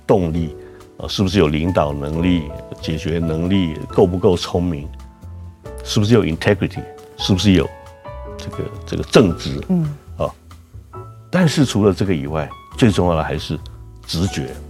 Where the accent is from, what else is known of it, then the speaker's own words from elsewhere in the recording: Tainan, Taiwan; also born or lived in United States; 我是一个从小在台南长大的台南囡仔